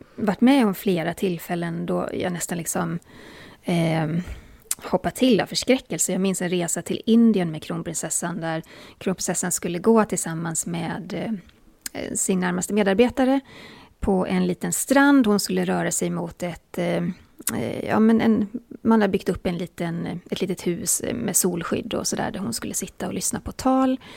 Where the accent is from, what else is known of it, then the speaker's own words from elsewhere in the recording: Borås, Västra Götaland, Sweden; jag är från Borås och jag har hela mitt liv sagt intervju